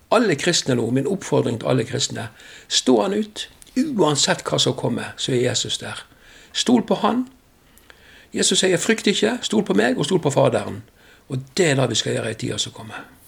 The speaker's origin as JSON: {"language": "Norwegian", "area": "west of Bergen", "region": "Vestland", "country": "Norway", "said": "Jeg kommer vest for Bergen, derfor er jeg havstril"}